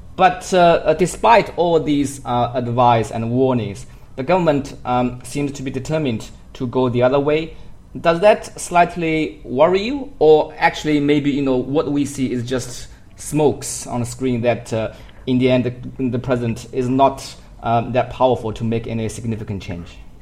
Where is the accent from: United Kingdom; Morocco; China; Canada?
China; myself as a Chinese